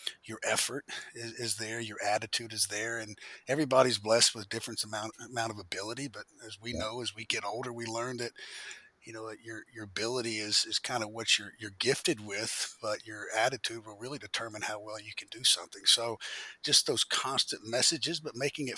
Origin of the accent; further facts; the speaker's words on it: Birmingham, Alabama, United States; As I mentioned, I'm in Birmingham now, but I was also born and raised in Birmingham, Alabama